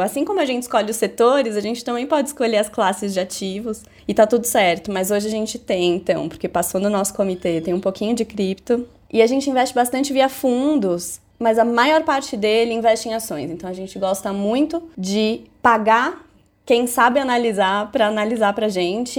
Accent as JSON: {"language": "Portuguese", "region": "São Paulo", "country": "Brazil", "tie": "born or raised there", "said": "eu nasci e cresci no Capão Redondo, que é um dos bairros mais pobres de São Paulo"}